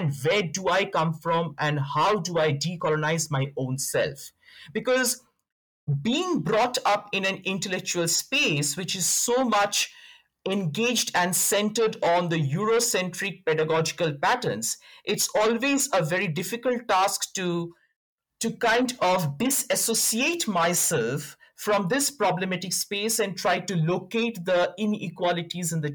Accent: India; now in South Africa; where I come from, that is India, though I'm currently based in South Africa, I'm from India.

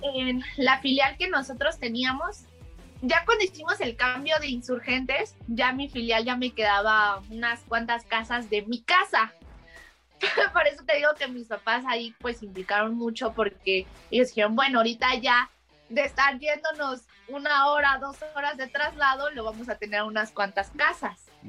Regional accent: Mexico; soy mexicana

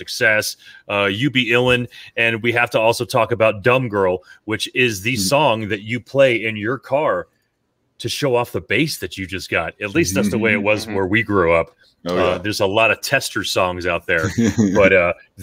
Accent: Miami, Florida, United States; now in Texas, United States; we grew up in Miami during the 80s

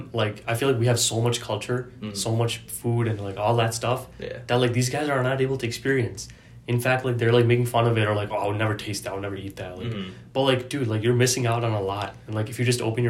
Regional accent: Farmington, Michigan, United States; I grew up in Farmington

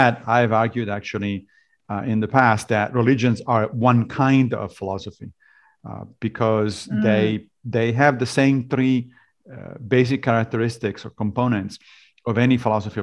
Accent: Rome, Lazio, Italy; moved away as an adult; also born or lived in Liberia / Connecticut / Tennessee; now in United States; I grew up in Italy, in Rome, and therefore, obviously, I was a Catholic

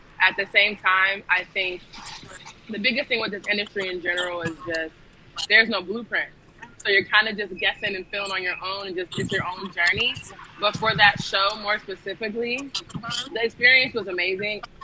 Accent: Ohio, United States; moved away as an adult; I was originally from the Midwest, so I'm from Ohio, and I came the very, very end of 2018

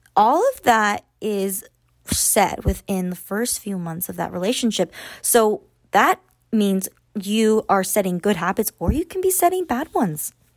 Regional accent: Austin, Texas, United States; I am from Austin. We live in Austin

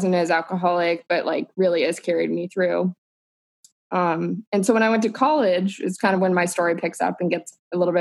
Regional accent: Southern California, United States; I grew up in Southern California.

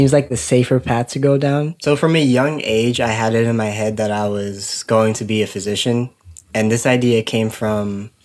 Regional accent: Maryland, United States; I was born in 1997 in Maryland, born and raised here

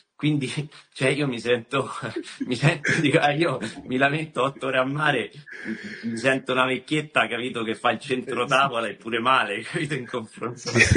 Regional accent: Rome, Lazio, Italy; Sono nato, sono nato a Roma

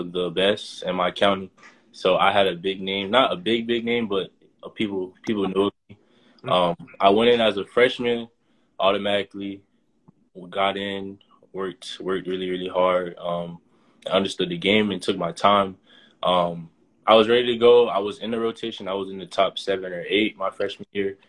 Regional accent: Boynton Beach, Florida, United States; moved away as an adult; now in Rhode Island, United States; I'm from Boynton Beach, Florida. South Florida mainly

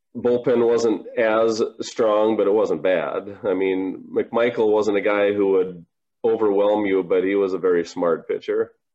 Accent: Minnesota, United States; born or raised there

